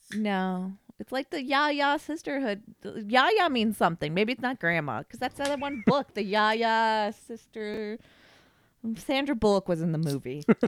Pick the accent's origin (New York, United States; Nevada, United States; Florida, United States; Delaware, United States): Nevada, United States; Like, we're from Nevada